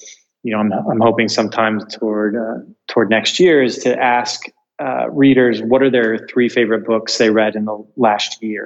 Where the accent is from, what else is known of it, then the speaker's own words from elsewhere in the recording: United States; moved away as an adult; now in Portugal; we are dual American EU citizens